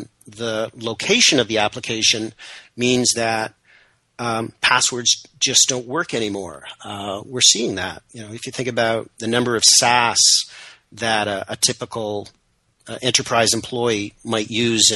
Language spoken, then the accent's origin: English; Canada; I'm Canadian, proudly so, if somewhat apologetically